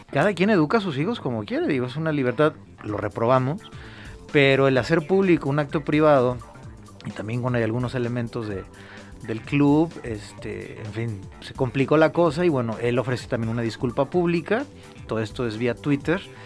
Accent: Mexico; como somos los mexicanos

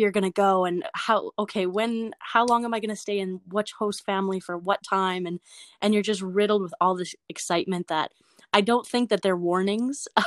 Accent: Prince Albert, Saskatchewan, Canada; I'm from Prince Albert.

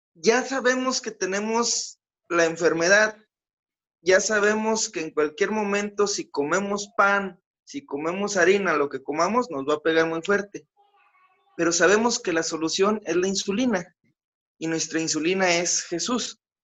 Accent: San Pedro, Mexico; muchas familias de donde soy de San Pedro son producto del Continental

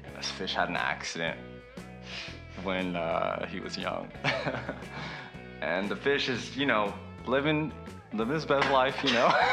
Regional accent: United States; moved away as an adult; also born or lived in Vietnam; now in Denmark; I'm a, I'm American

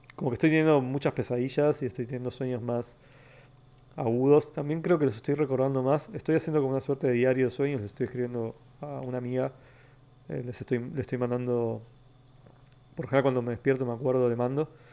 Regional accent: Temperley, Buenos Aires Province, Argentina; also born or lived in Almagro, Buenos Aires / San Vicente; now in Buenos Aires, Argentina; yo nací en Capital, nací en el barrio Balvanera y me crié toda la vida en Temperley

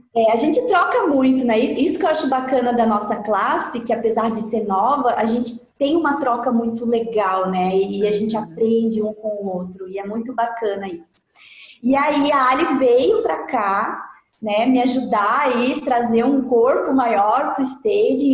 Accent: Carazinho, Rio Grande do Sul, Brazil; moved away as an adult; now in Florianópolis, Brazil; mas eu não sou da, de Floripa, eu sou de Carazinho, Rio Grande do Sul, uma cidade do tá. interior do Rio Grande do Sul. E aí eu completei 21 anos e vim para cá

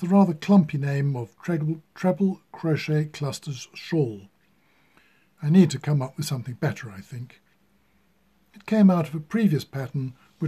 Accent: United Kingdom; I am British

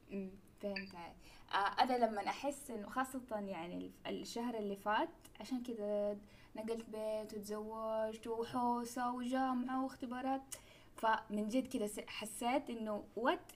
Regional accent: Mecca, Makkah Province, Saudi Arabia; أنا ترى من مكة وأدرس في جدة كنت

